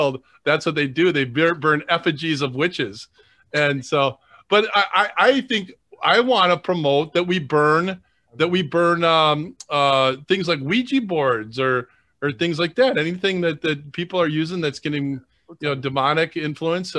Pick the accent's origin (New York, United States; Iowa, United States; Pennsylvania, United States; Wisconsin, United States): Wisconsin, United States; Madison; I grew up in Madison